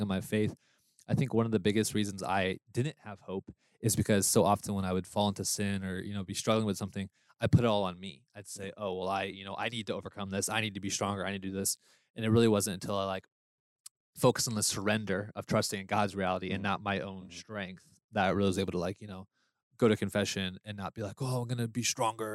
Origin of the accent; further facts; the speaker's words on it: Florida, United States; also born or lived in Hawaii; now in Texas, United States; from Florida, born in Hawaii, living in Texas